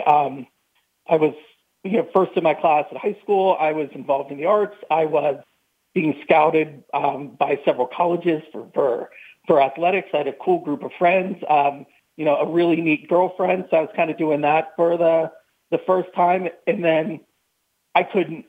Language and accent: English; New Castle, Pennsylvania, United States; I grew up in Newcastle, Pennsylvania, about an hour north of Pittsburgh